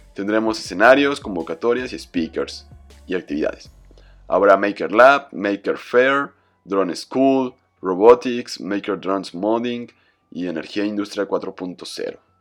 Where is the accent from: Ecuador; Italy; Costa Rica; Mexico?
Mexico; como latino, como mexicano